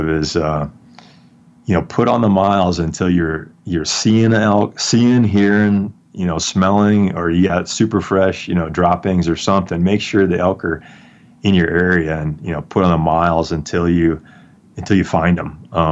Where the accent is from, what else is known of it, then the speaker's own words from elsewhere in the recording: Wisconsin, United States; moved away as an adult; now in Colorado, United States; I grew up in Wisconsin hunting whitetails